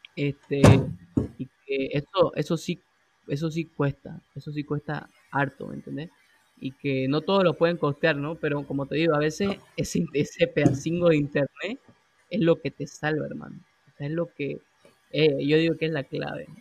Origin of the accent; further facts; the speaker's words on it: Santa Cruz de la Sierra, Santa Cruz, Bolivia; nosotros somos de Bolivia, de Santa Cruz